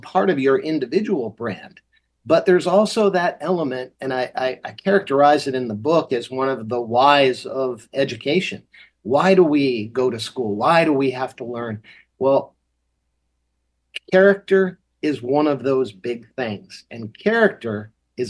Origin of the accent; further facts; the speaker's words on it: Massachusetts, United States; when I was growing up in Massachusetts